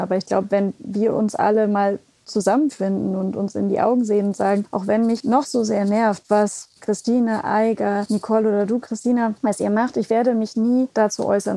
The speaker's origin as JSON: {"language": "German", "region": "West Germany", "country": "Germany", "tie": "born or raised there", "said": "aufgewachsen in Westdeutschland"}